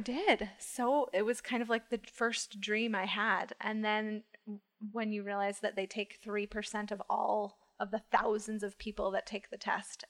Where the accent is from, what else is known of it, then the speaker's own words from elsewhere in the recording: Rochester, New York, United States; moved away as an adult; also born or lived in Washington, D.C.; now in New York City, United States; I'm from Rochester, Western